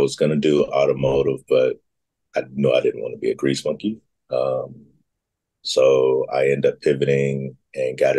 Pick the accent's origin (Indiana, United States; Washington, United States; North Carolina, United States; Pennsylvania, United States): Indiana, United States; Gary; also born or lived in Schaumburg, Illinois / Mississippi / Dallas; from third grade to graduation, I was in Northwest Indiana